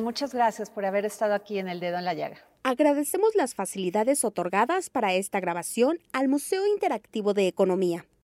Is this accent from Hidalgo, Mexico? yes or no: no; Veracruz, Mexico; yo soy veracruzana